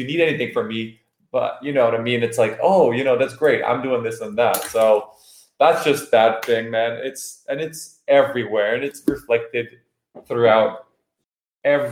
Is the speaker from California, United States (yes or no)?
yes; California, United States; moved away as an adult; now in Belgium; I was born here in Belgium in Europe, but I grew up, you know, I moved to California as a kid when I was like 7 or 8 years old